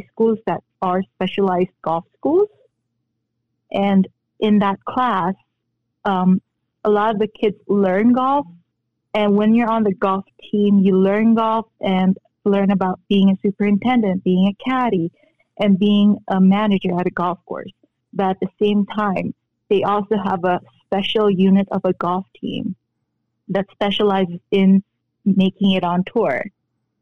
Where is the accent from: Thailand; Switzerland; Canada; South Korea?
South Korea; born or raised there; moved away; also born or lived in Philippines